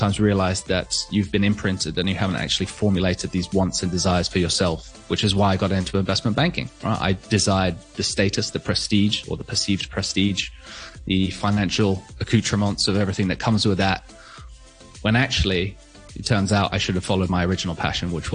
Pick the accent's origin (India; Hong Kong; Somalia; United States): Hong Kong; I was born and raised in Hong Kong